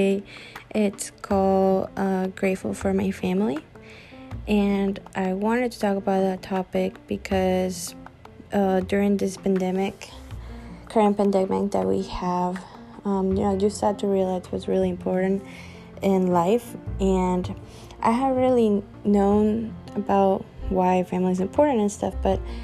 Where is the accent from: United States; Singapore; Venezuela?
Venezuela; moved away; I'm from Venezuela